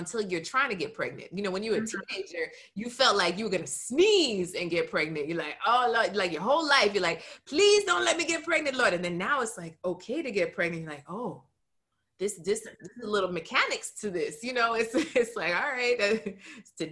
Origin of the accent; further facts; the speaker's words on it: Broward, Florida, United States; my hometown, Broward